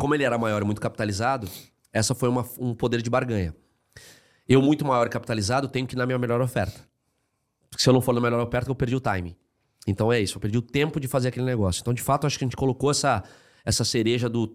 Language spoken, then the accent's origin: Portuguese; Rio Grande do Sul, Brazil; moved away; Eu sou gaúcho